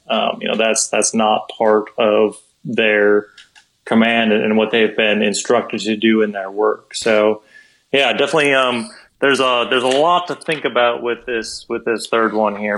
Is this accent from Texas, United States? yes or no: no; Wisconsin, United States; moved away as an adult; also born or lived in South Dakota; I'm originally from Wisconsin, so every once in like just a blue moon, you would have snow that would come like ridiculously late into the spring or even into the summertime. So I remember being a little kid